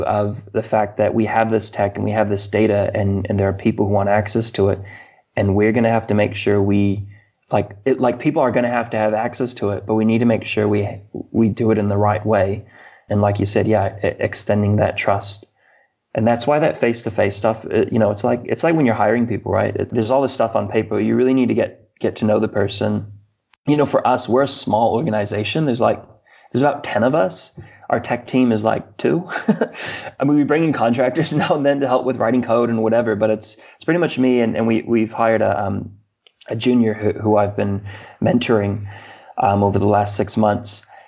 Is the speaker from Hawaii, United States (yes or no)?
yes; Hawaii, United States; I am a Hawaiian and I have a kuleana. I have a responsibility to Hawaii.